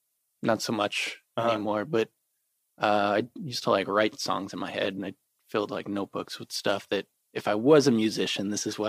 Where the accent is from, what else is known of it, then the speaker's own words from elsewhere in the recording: Georgia, United States; Because I grew up in Georgia and I was really big into the Atlanta Falcons.